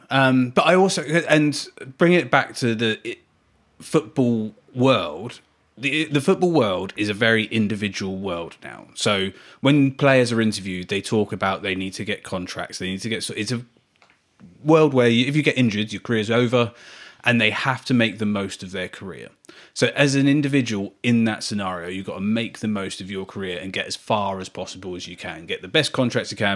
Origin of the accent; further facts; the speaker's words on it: Ireland; The I'm Irish, sorry if I've got his name wrong.